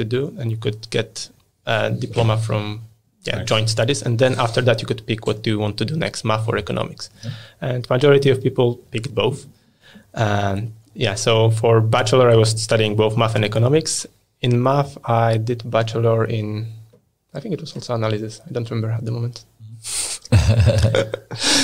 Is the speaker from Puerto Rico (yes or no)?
no; Poland; moved away as an adult; also born or lived in United Kingdom; now in Sweden; I was born and raised in Poland.